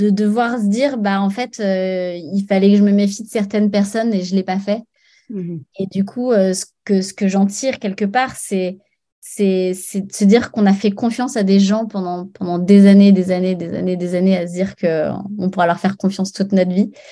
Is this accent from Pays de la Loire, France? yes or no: no; Paris, Île-de-France, France; moved away as an adult; now in Arcachon Bay, France; je suis parisienne